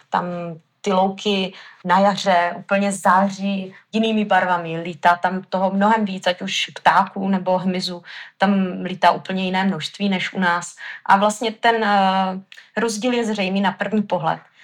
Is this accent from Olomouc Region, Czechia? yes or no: yes; Haná, Olomouc Region, Czechia; Já jsem tady, eh, z Hané